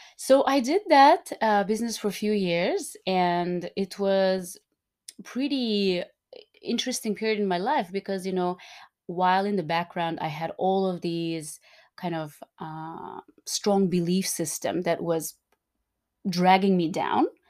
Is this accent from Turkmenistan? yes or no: yes; Turkmenistan; I was born and raised in Turkmenistan